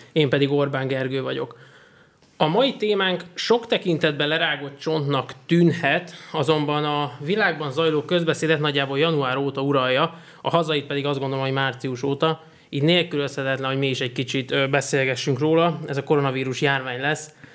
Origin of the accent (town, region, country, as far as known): Hungary